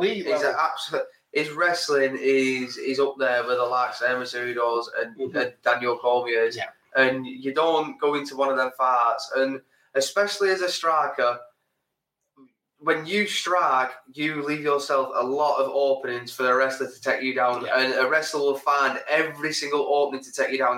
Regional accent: England, United Kingdom; we're English

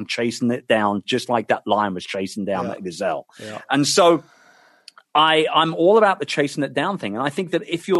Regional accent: London, United Kingdom; my hometown of London

